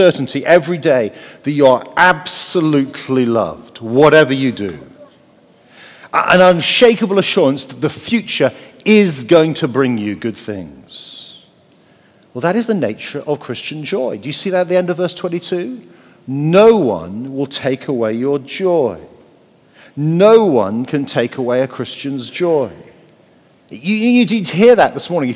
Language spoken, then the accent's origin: English; Wales, United Kingdom; I'm Welsh